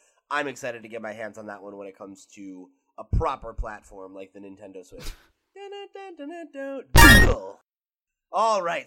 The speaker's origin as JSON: {"language": "English", "country": "United States", "said": "I'm American"}